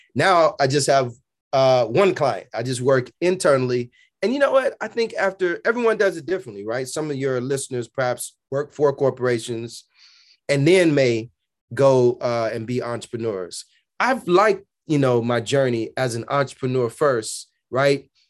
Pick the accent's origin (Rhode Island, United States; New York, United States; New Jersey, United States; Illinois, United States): Illinois, United States; Chicago; born and raised on Berean, at Berean Baptist Church on the south side of Chicago